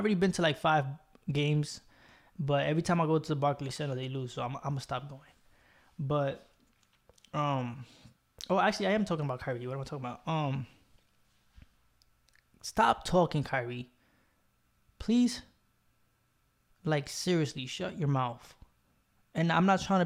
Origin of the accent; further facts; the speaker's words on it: New York, United States; I'm from New York. I'm in the Bronx right now